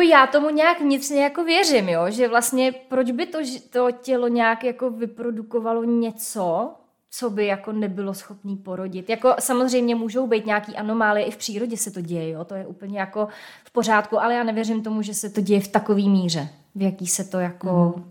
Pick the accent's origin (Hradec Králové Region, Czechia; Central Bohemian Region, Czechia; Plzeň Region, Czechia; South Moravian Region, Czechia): Hradec Králové Region, Czechia; Hradec Králové; tak já jsem z Hradce